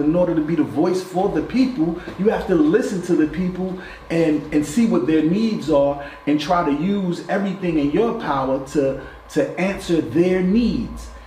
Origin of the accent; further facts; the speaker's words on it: West Ward, New Jersey, United States; We grew up in the West Ward together.